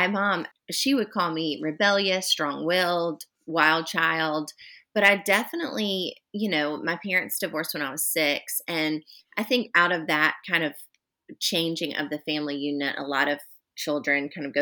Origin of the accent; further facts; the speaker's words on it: Charlotte, North Carolina, United States; moved away as an adult; now in Charleston, United States; I'm actually originally from Charlotte, close to where you are, and grew up there